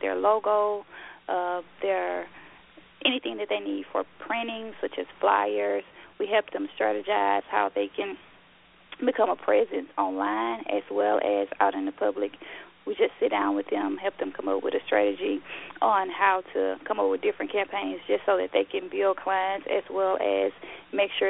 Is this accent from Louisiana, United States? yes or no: yes; Louisiana, United States; moved away; I'm originally from Louisiana, born and raised there, very much of a country girl